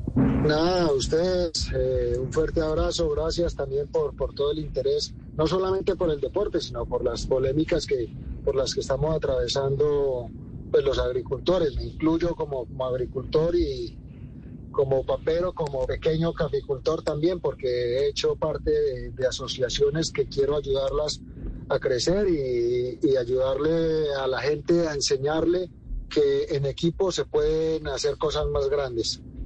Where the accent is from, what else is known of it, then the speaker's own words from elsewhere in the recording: Boyacá, Colombia; Boyacá, mi tierra